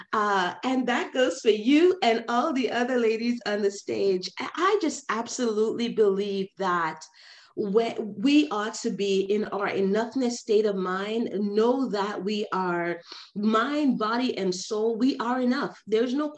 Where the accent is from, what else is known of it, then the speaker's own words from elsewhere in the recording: New York, United States; I am from New York, New York